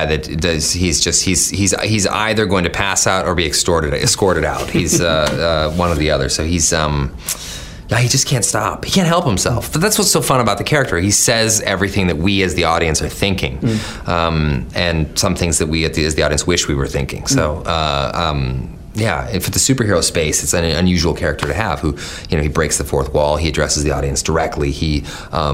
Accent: Canada; I'm Canadian

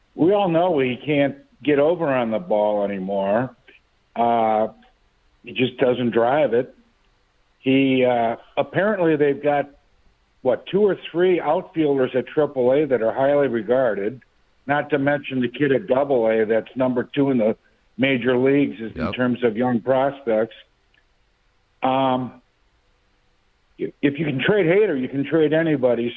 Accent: Wisconsin, United States; now in St. Louis, United States; I was brought up and raised in Wisconsin

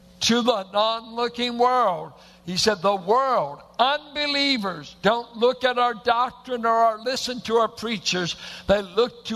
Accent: Richmond, California, United States; I went to a church that looked like it was planted in the hills of Oklahoma, a bunch of Arkies and Midwesterners in South Richmond

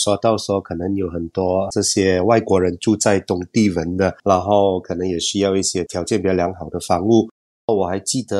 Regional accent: Sabah, Malaysia; 我来自马来西亚的沙巴嘛，在沙巴这里啊

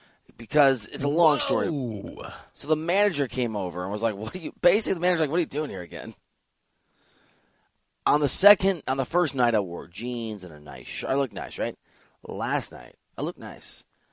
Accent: Iowa, United States; I am from Iowa. We have had a family farm.

